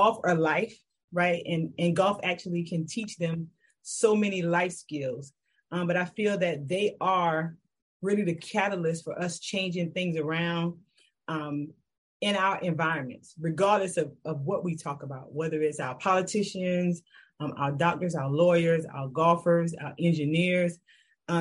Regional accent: Kingstree, South Carolina, United States; now in Charlotte, United States; So I always got to rep my hometown. So I'm originally from King Street, South Carolina

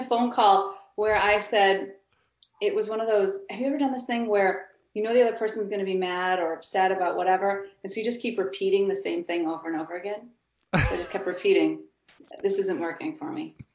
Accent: Buffalo, New York, United States; now in Los Angeles, United States; I grew up in Buffalo, New York.

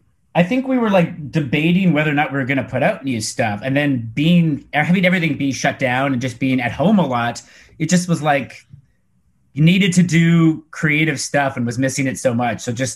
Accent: Canada; We're from Canada. Most of us live in Vancouver. One of us lives in Toronto.

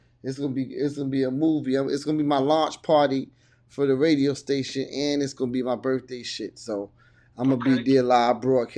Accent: New Jersey, United States; I'm from Jersey

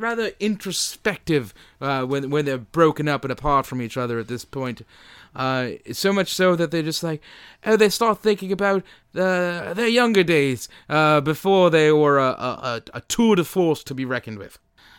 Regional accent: United Kingdom; Well, you know, I'm British. I speak my mind.

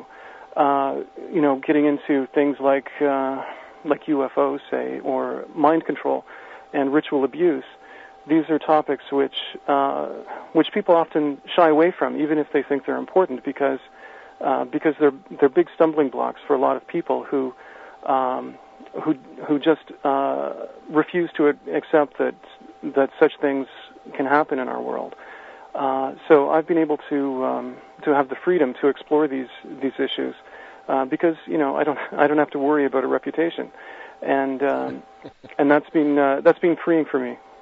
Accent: Canada; as a Canadian

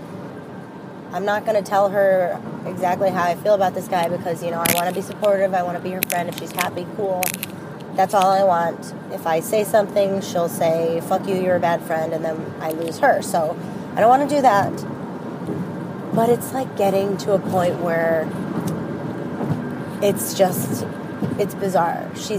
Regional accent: Chicago, Illinois, United States; I am 33 from Chicago.

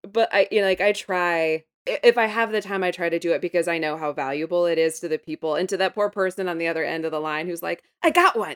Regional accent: Midwest, United States; I'm from the Midwest

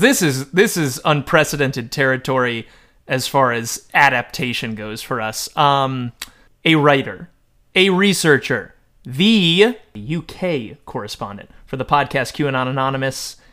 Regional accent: Connecticut, United States; I was raised, like, I'm from Connecticut. I was raised, like, Connecticut Catholic

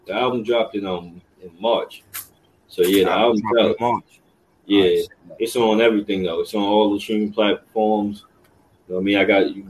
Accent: New York City, New York, United States; I'm from the Lower East. I was born and raised in the Lower East Side of Manhattan.

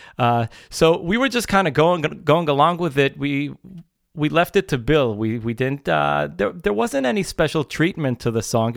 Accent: Israel; we're from Israel

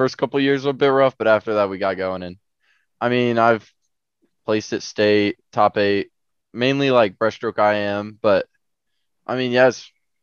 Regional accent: Grand Island, Nebraska, United States; junior at Grand Island Senior High

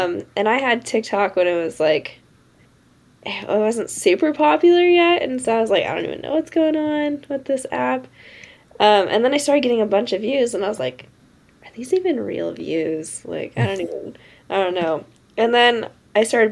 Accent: Tonasket, Washington, United States; I'm from a small town called Tenasket up in north central Washington

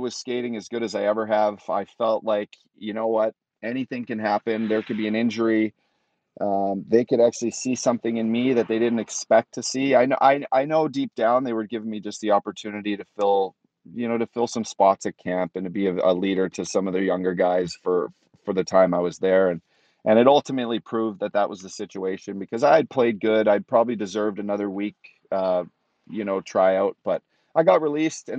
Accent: Canada; play for my home country again

